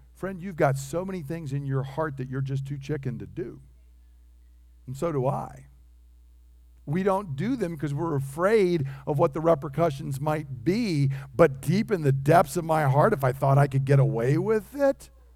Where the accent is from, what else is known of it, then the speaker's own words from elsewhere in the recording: United States; I'm an American